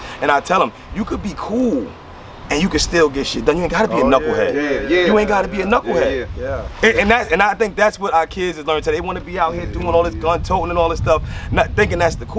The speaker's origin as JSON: {"language": "English", "region": "Maryland", "country": "United States", "said": "Like, yo, I came from Maryland, bro."}